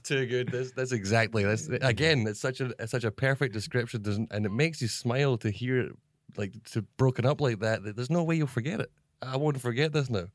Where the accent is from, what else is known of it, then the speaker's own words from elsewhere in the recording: Scotland, United Kingdom; moved away as an adult; now in Shanghai, China; I'm a Scottish guy